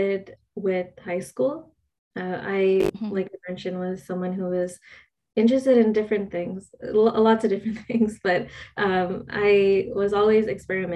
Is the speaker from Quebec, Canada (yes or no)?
yes; Montreal, Quebec, Canada; I'm born in Montreal, Quebec, Sri Lankan Tamil. Obviously, I was born here in Canada, but my parents are from Sri Lanka